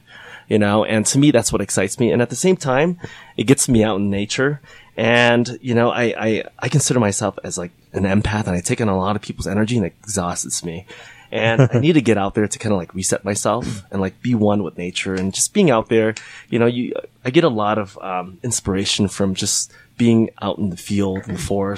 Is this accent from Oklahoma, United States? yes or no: no; California, United States; Because I grew up as a Boy Scout and I grew up in California right next to the mountains.